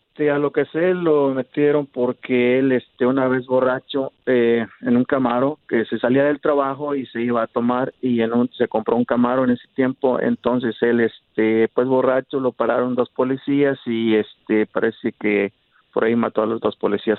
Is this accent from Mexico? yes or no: yes; Huetamo, Michoacán, Mexico; also born or lived in Los Angeles, United States; now in Dallas, United States; Soy de Michoacán, de Huetamo, Michoacán